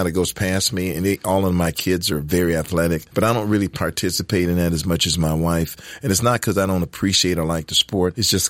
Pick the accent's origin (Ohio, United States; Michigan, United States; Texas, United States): Michigan, United States; Detroit; accent: Detroit; I was born in Detroit, Michigan. The inner city of Detroit, Michigan.